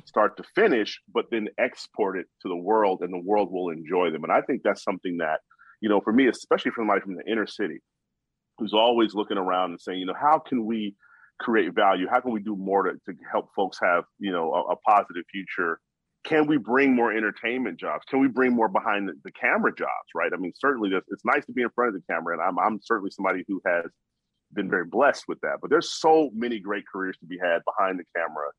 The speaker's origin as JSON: {"language": "English", "town": "Chicago", "region": "Illinois", "country": "United States", "said": "I'm from Chicago"}